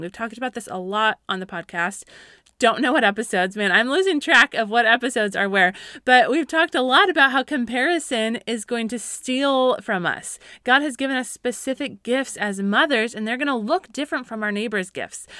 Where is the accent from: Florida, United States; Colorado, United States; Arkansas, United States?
Colorado, United States; I grew up in Colorado